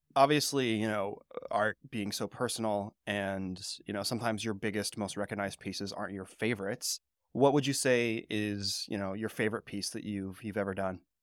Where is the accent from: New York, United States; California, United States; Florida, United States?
California, United States; moved away; I'm from California